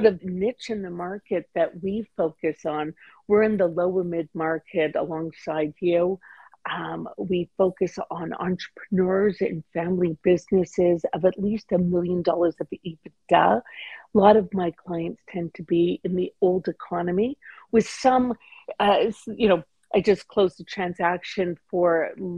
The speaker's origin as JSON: {"language": "English", "town": "Toronto", "region": "Ontario", "country": "Canada", "tie": "born or raised there", "said": "I'm born and raised in Toronto"}